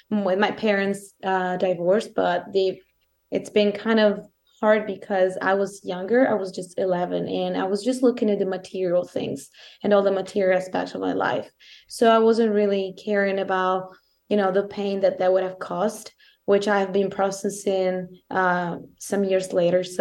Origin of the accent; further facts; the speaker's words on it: Italy; accent: Italian; English is a second language; italian accent is thicker than it was